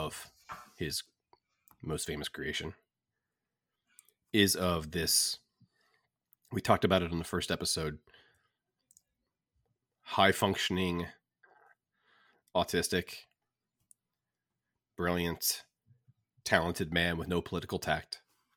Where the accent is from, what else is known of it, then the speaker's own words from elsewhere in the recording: the South, Georgia, United States; us growing up in the South